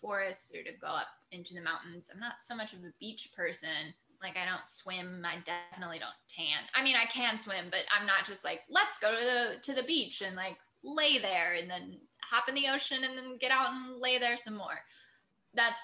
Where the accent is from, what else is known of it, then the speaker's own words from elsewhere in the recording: Port Angeles, Washington, United States; I grew up in the Northwest, so it's like literally the entrance to the Olympic National Park Visitor Center was like at the end of my childhood street.